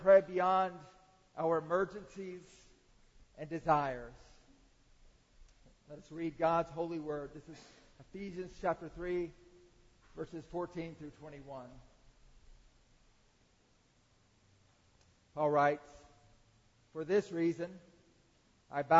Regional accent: Atlanta, Georgia, United States; I grew up in the Atlanta area

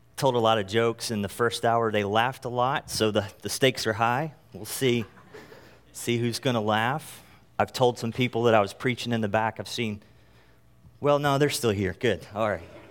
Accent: North Carolina, United States; moved away; I am from North Carolina originally

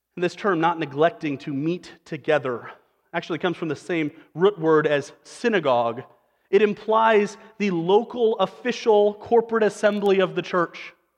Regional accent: Western Nebraska, United States; moved away; I'm from Western Nebraska

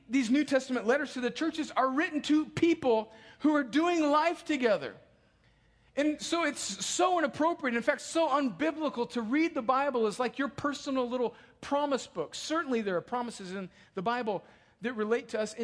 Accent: United States

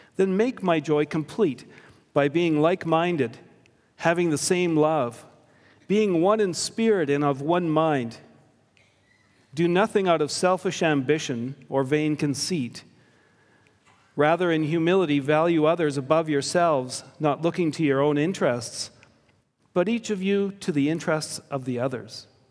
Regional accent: Victoria, British Columbia, Canada; I grew up on Vancouver Island in an immigrant community.

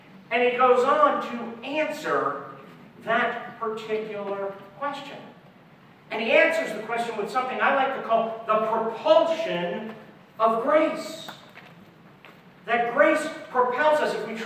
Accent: Philadelphia, Pennsylvania, United States; moved away as an adult; also born or lived in Oklahoma City, Oklahoma; we moved from Philadelphia to Oklahoma City

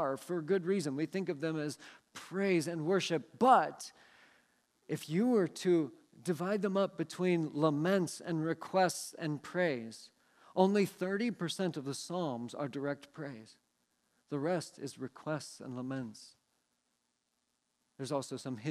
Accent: Seattle, Washington, United States; moved away; I grew up in the Seattle area

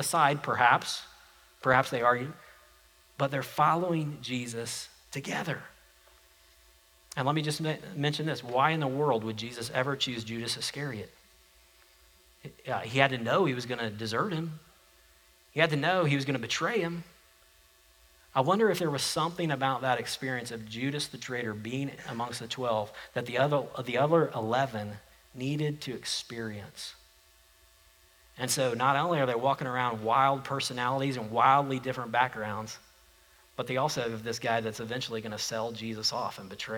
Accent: United States; I was born an American, and I'm an American because I was born here

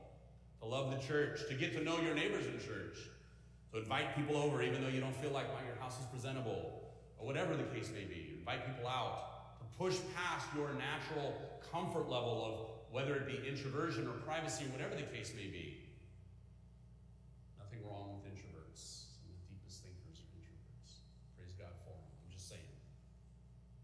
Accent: California, United States; now in Midwest, United States; I'm from California

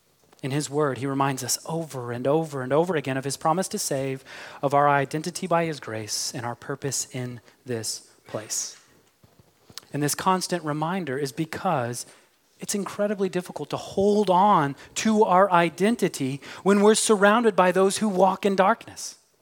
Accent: Midwest, United States; But because part of my identity is that I'm an American, I like my football with touchdowns and tackles. If I were an Englishman, I'd also probably have an accent. But I'm from the Midwest, where we are known for having the most neutral accent.

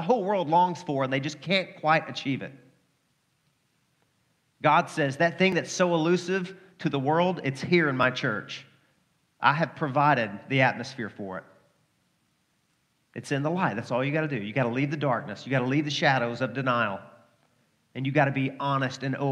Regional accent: Arkansas, United States; I'm from Arkansas.

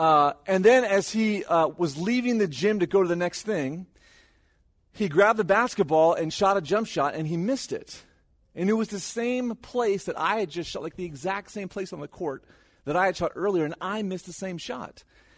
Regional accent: California, United States; moved away; So, sometimes when people hear that I'm from California or we moved from California, they'll ask, hey, did you see any famous people?

